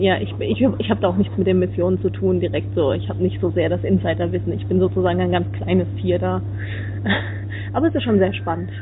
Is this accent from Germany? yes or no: yes; Suhl, Thuringia, Germany; now in Netherlands; eigentlich bin ich ja im Moment gerade in Holland, aber ich komme natürlich aus der Gegend von Suhl